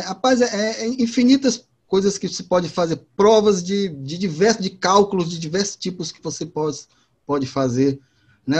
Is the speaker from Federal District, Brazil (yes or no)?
no; Fortaleza, Ceará, Brazil; eu sou de, de Fortaleza, de Ceará, aqui da Terra do Sol